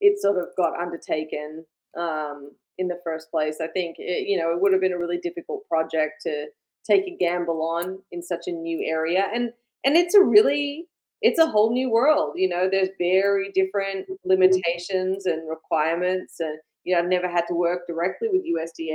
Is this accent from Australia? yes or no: yes; Australia; moved away as an adult; now in United States; I grew up in Australia